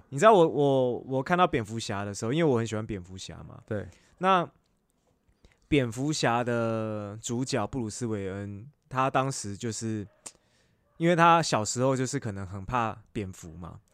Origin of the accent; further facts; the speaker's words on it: Taipei, Taiwan; 那时候我小时候， 那时候小时候住在南港